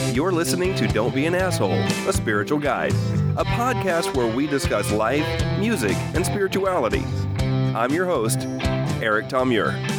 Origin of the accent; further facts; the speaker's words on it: Oklahoma, United States; moved away as an adult; also born or lived in Texas; I grew up in Oklahoma in the nineteen eighties.